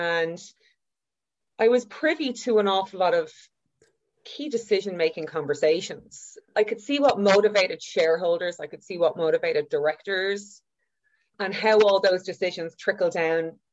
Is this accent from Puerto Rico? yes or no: no; Dublin, Leinster, Ireland; also born or lived in Galway; I grew up in Whitehall in a 3-bed MED